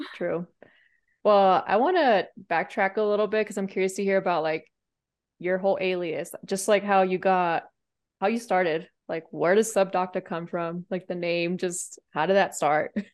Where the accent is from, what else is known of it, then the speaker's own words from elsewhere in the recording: San Diego, California, United States; moved away as an adult; I grew up in San Diego